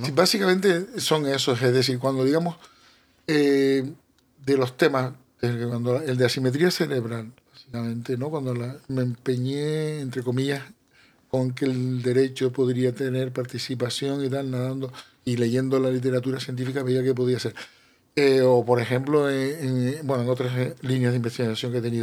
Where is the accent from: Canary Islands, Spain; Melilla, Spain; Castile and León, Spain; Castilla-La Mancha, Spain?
Canary Islands, Spain